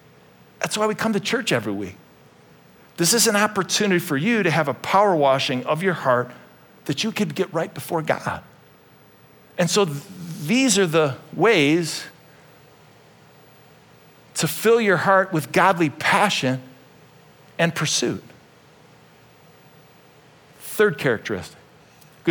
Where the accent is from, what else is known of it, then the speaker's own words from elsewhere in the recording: Euclid, Ohio, United States; When I was a little kid, I grew up in Euclid, Ohio